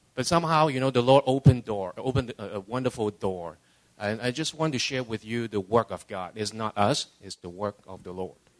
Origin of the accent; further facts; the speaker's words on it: Hong Kong; also born or lived in Canada / California; now in Los Angeles, United States; I was born and raised in Hong Kong, uh, immigrated to Canada in 78. 20 years ago, uh, moved down to California